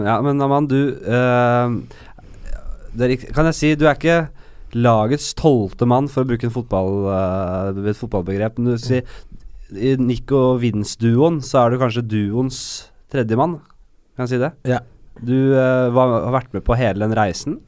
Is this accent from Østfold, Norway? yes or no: no; Oslo, Norway; jeg kommer fra et litt annet sted. Jeg kommer fra Bekkelaget.